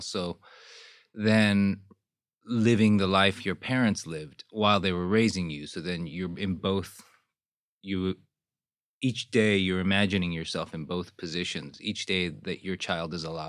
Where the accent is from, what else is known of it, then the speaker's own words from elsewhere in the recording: Houston, Texas, United States; also born or lived in Seoul, South Korea / Seattle / Daly City / San Jose; I was born in Seoul, was there till I was 6 years old, and then came to Houston, Texas. Went to elementary school in Houston. Then the roaming started.